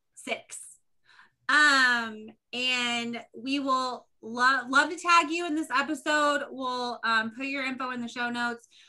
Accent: Indiana, United States; We're both from Indiana

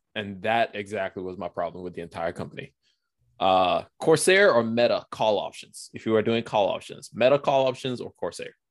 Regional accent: Nigeria; now in United States; I'm Nigerian

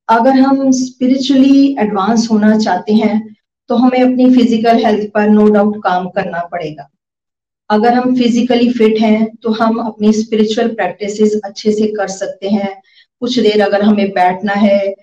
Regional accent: Pathankot, Punjab, India; मैं पठानकोट से हूँ

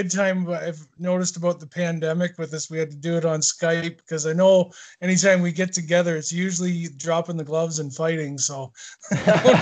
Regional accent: Owen Sound, Ontario, Canada; also born or lived in Teeswater, Ontario; there's a little town just outside, about an hour south of Owen Sound, called Teeswater, where I'm originally from. And then I moved to Owen Sound when I was like 8 years

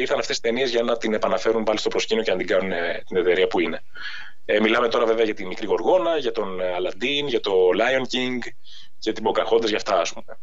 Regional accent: Athens, Attica, Greece; now in Agios Dimitrios, Greece; μεγάλωσα στην Αθήνα, mm-hmm. στην Αθήνα μέσα στο Δήμο κιόλα

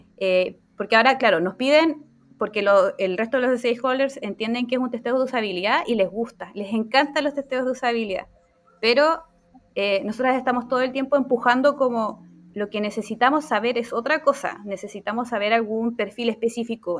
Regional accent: Chiloé, Los Lagos, Chile; soy de Chiloé

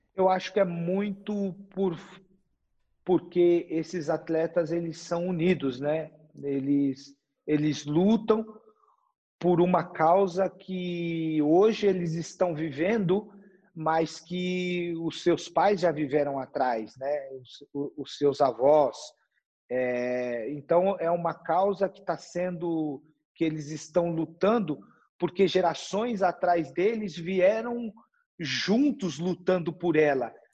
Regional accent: São Paulo, Brazil; moved away as an adult; also born or lived in Germany; eu cresci e nasci na periferia de São Paulo, né? Eu sou da Zona Leste

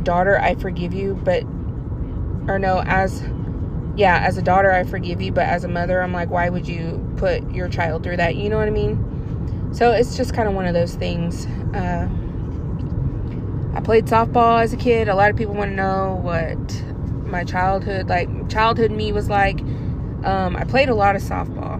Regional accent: Westville, Oklahoma, United States; moved away as an adult; I grew up in Westville

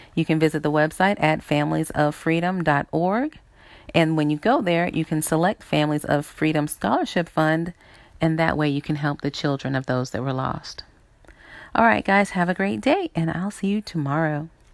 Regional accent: South Carolina, United States; moved away; I grew up in South Carolina

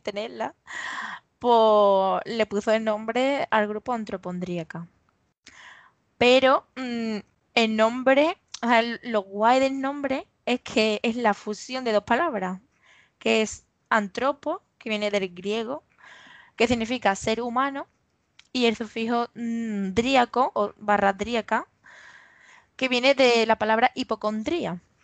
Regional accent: Los Palacios y Villafranca, Andalusia, Spain; soy de Los Palacios, que es un pueblo que está aquí en Sevilla. Soy de aquí y vivo aquí, vamos, que nunca me he movido de aquí

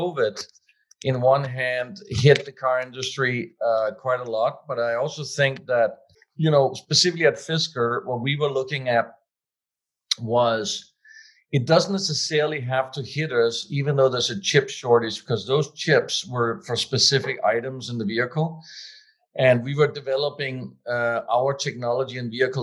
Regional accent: Denmark; moved away as an adult; also born or lived in Switzerland / California; growing up in Denmark at the time, my council, jobs council advisor at school told me there is no such thing as being a car designer

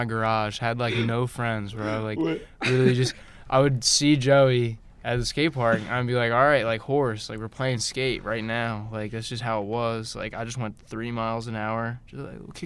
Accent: Marlton, New Jersey, United States; I grew up in Marlton

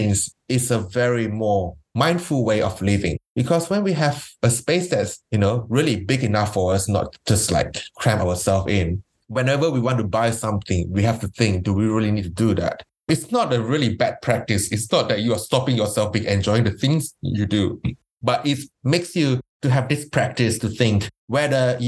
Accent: Malaysia; now in Melbourne, Australia; I grew up in Malaysia

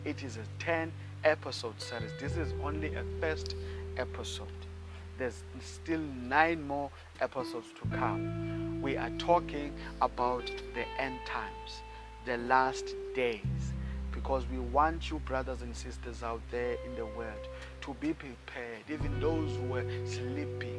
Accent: South Africa; I come from South Africa

